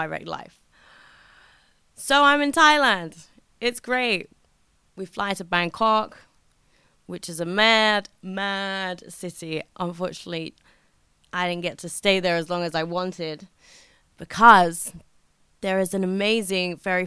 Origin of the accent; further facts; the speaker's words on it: United Kingdom; as a British person